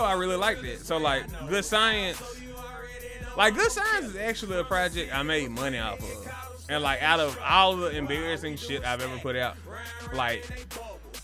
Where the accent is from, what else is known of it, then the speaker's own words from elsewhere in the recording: Jackson, Mississippi, United States; I'm from Jackson